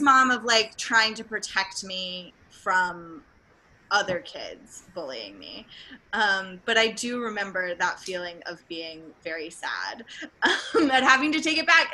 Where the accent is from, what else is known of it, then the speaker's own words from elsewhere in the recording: Tennessee, United States; I'm also from Tennessee, um, which is abstinence only